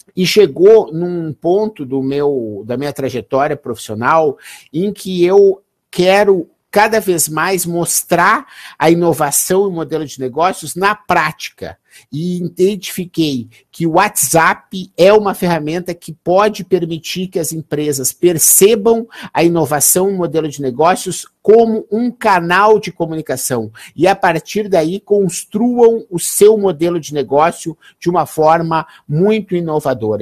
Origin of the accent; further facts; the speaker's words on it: Gaúcho, Rio Grande do Sul, Brazil; eu sou gaúcho